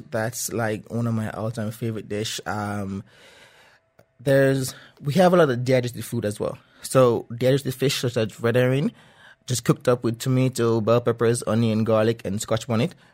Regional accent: Jamaica; Okay, so back home, I, I, I grew up eating most of the stuff that we grew on our farm.

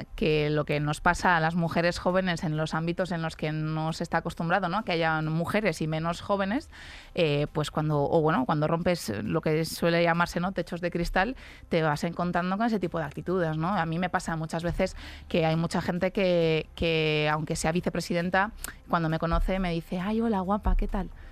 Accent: a town in Alicante province, Valencian Community, Spain; yo que soy de Alicante, de un pueblo de Alicante

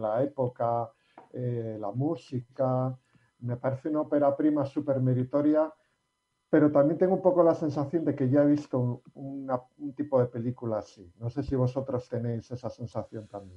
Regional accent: Basque Country, Spain; los que somos vascos

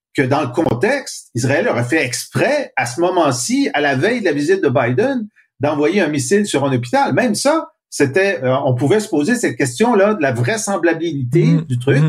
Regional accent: Canada; je suis Canadien français et mon groupe a, a souffert de, d'oppression pendant deux siècles

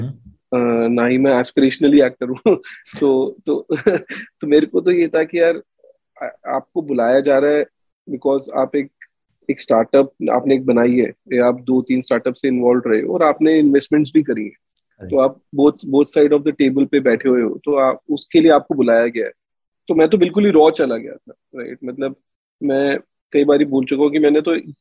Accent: Delhi, India; मैं तो दिल्ली में एक रेफ्यूजी कॉलोनी का लड़का हूँ मालवीय नगर में पला बड़ा

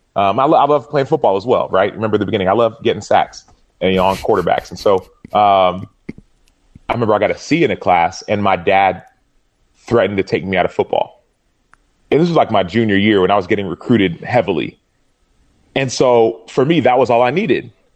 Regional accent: Dallas, Texas, United States; we were living in Dallas

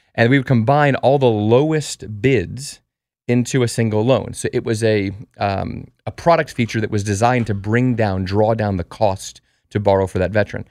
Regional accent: Colorado, United States; moved away; also born or lived in New York; I'm from Colorado

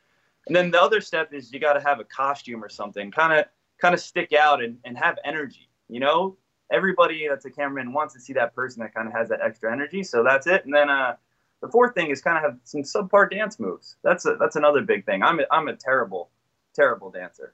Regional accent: New Jersey, United States; now in Philadelphia, United States; originally I'm from New Jersey, which I think is the best state in America, but I currently live in Philadelphia

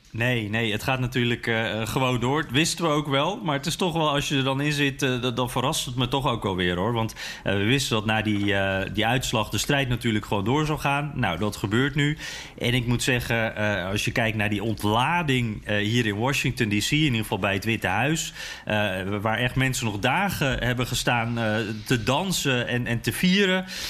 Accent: Netherlands; als Nederlander

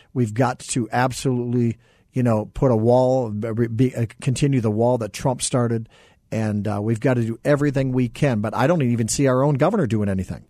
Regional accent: central Minnesota, United States; now in Arizona, United States; So I grew up in Minnesota, central Minnesota

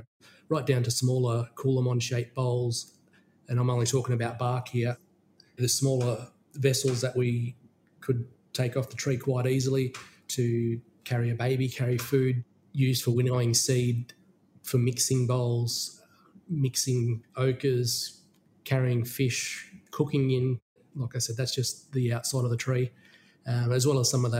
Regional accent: Australia; moved away; my hometown of Midindi

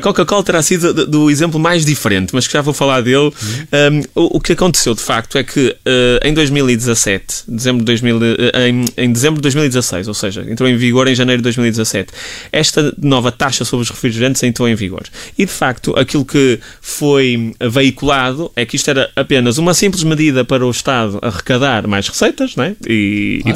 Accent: Portugal; enquanto portugueses

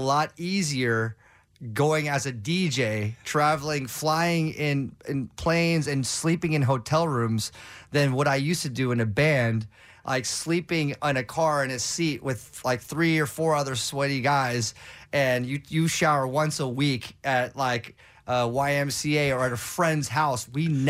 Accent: Los Angeles, California, United States; I grew up in Southern California in LA, so KROQ's like, that's the holy grail.

